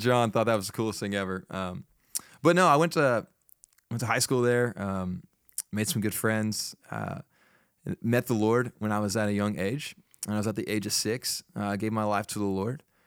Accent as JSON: {"language": "English", "town": "Fort Worth", "region": "Texas", "country": "United States", "tie": "born or raised there", "also_born_or_lived": "Chattanooga, Tennessee", "moved": "as an adult", "lives_now": "Nacogdoches, United States", "said": "I grew up in Fort Worth"}